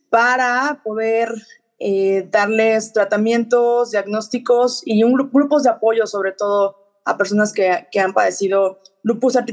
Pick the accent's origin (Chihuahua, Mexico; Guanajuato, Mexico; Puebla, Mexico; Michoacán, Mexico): Puebla, Mexico; born there; also born or lived in Playa del Carmen / Cozumel / Mexico City; yo nací en Puebla eh, a través de diferentes etapas de mi vida por los trabajos de mis padres. Me he mudado y he estado en diferentes ciudades, incluyendo Playa del Carmen, Cozumel, eh, también Ciudad de México.